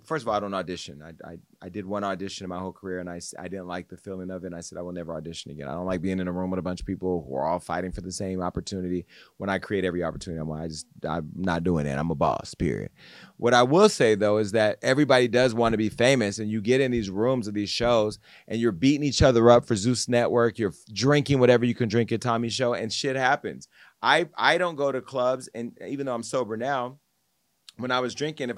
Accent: Stockton, California, United States; I'm from Stockton, where Jeremy's from

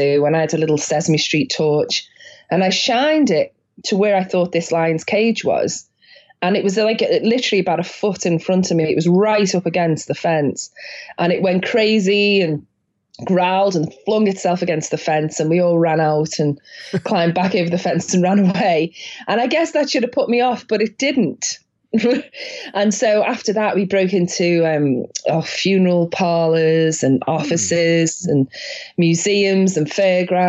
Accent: Liverpool, North West England, United Kingdom; I grew up in Liverpool in the northwest of England

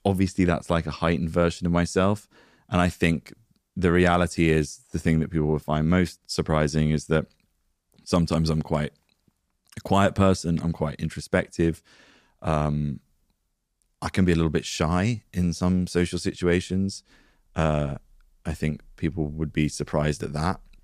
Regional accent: United Kingdom; We're British

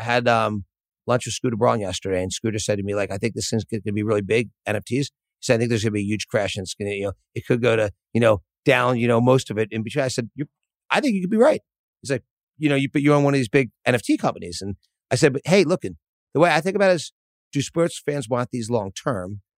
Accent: Philadelphia, Pennsylvania, United States; I grew up in Philadelphia.

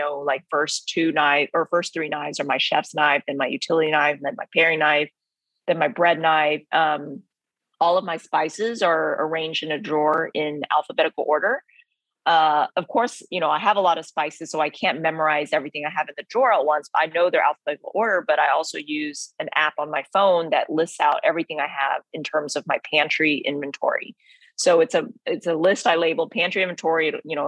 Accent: Texas, United States; Vietnamese heritage growing up in Texas

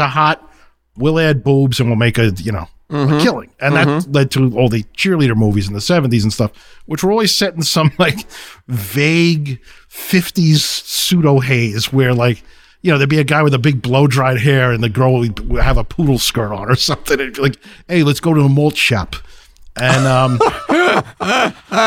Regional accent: New York City, New York, United States; I grew up in Brooklyn

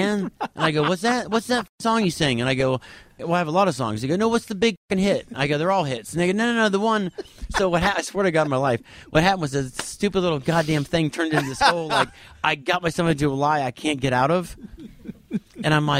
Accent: Orlando, Florida, United States; also born or lived in Cocoa Beach, Florida; I grew up in Cocoa Beach and then Orlando

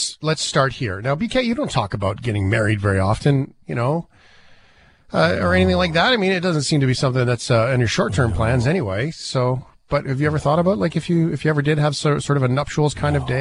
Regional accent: Calgary, Alberta, Canada; Like uh, you're from Calgary, I'm from Calgary

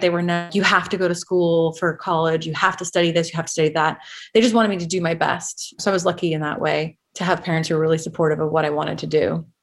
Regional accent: Los Angeles, California, United States; I grew up in San Fernando Valley, specifically Van Nuys.

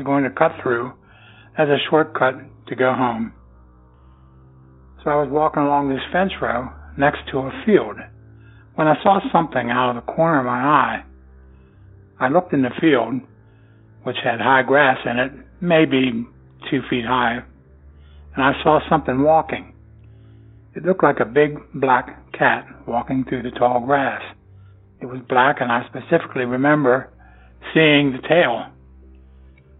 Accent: Pennsylvania, United States; I am from Pennsylvania.

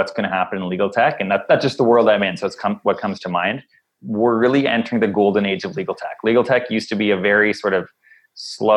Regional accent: Ottawa, Ontario, Canada; I grew up in Ottawa, nation's capital

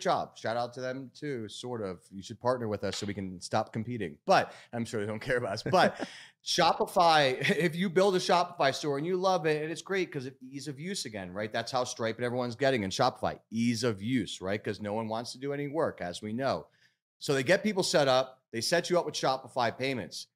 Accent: Philadelphia area, Pennsylvania, United States; I'm from Philly originally, outside Philly

